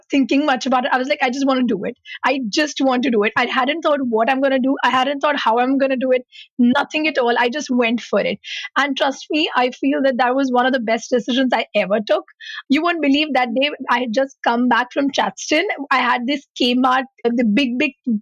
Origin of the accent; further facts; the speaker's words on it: Mumbai, Maharashtra, India; moved away; I come from Mumbai